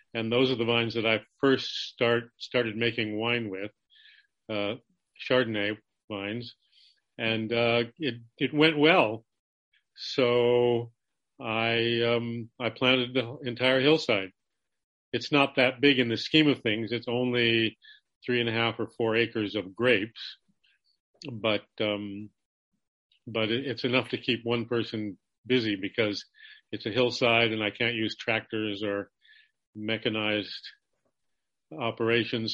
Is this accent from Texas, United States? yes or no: no; Los Angeles, California, United States; born or raised there; moved away as an adult; also born or lived in Santa Cruz, California; now in Santa Cruz Mountains, United States